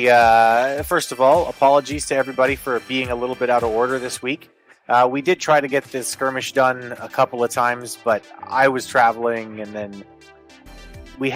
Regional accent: Canada; as a Canadian

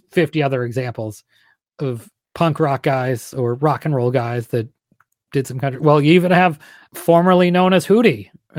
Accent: Pennsylvania, United States; You know, I grew up often in Western Pennsylvania, which it's basically Kentucky.

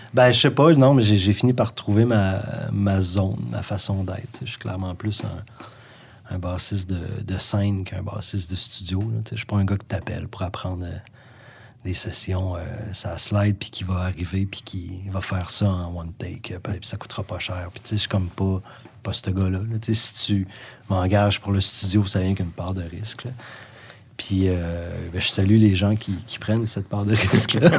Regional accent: Sherbrooke, Quebec, Canada; also born or lived in Gaspésie, Quebec; je suis né en Gaspésie, moi. Parti en, 1987, j'avais 10 ans. Mon père euh, travaillait déjà à Sherbrooke depuis

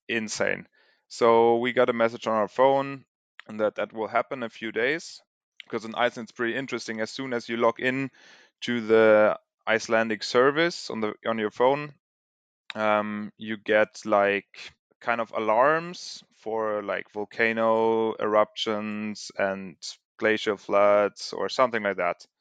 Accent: Germany; moved away; also born or lived in Sweden; born and raised in Germany

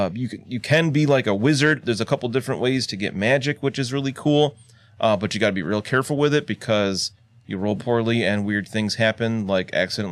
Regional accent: United States; an American like myself.

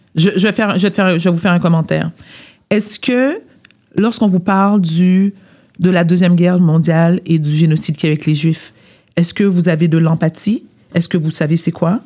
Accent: South Shore of Montreal, Quebec, Canada; je suis née à Montréal. J'ai grandi sur la rive sud.

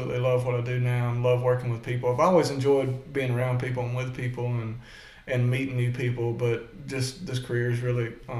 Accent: Mississippi, United States; moved away as an adult; also born or lived in Halifax, Virginia; I was born and raised in Mississippi, grew up in Mississippi, spent most of my life there

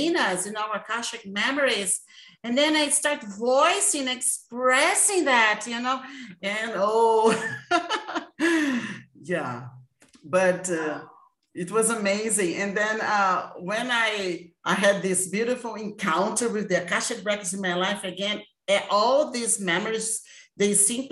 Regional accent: Brazil; I am from Brazil, this beautiful country

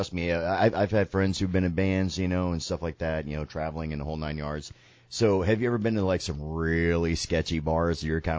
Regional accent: Sarasota, Florida, United States; my hometown of Sarasota, Florida.

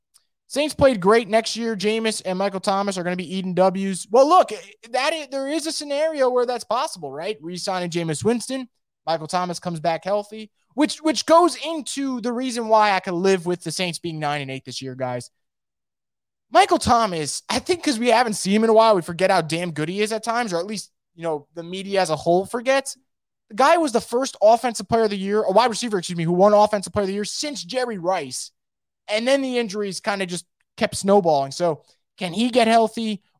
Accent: Germany; English is a second language; just because I'm from Germany

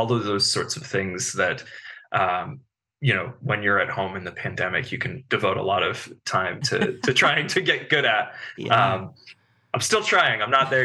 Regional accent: Bethesda, Maryland, United States; I grew up in the Bethesda, like DC area

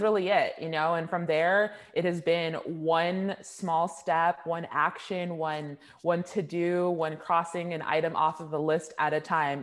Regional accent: Orange County, California, United States; I'm from Orange County, California

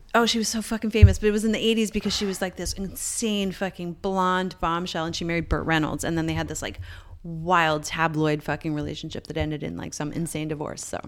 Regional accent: Newfoundland and Labrador, Canada; growing up in Newfoundland

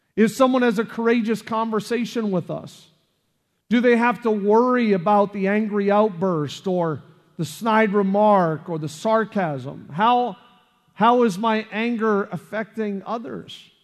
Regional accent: Canada; now in United States; I'm from Canada

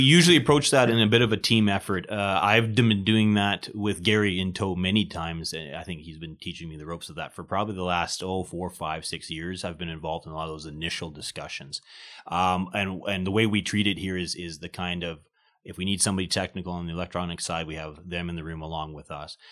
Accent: small town outside of Winnipeg, Manitoba, Canada; I'm originally born, uh, Manitoban. I came from Winnipeg, uh, grew up in a small town, uh, outside of Winnipeg.

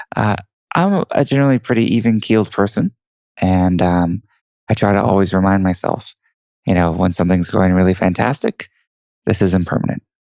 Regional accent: Houston, Texas, United States; I was born and raised in Houston, Texas, which is actually where I'm talking to you from today

